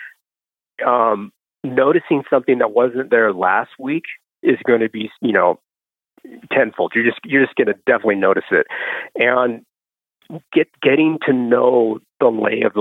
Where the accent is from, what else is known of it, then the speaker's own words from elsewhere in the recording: Pacific Northwest, United States; I grew up out here in the Pacific Northwest.